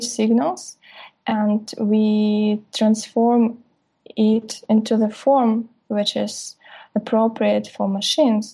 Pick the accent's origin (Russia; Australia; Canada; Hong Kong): Russia; I'm from Russia, from Siberian State Aerospace University